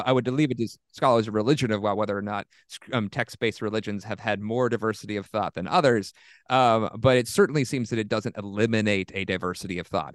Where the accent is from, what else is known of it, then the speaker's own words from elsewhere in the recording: Southeast, United States; I'm from the Southeast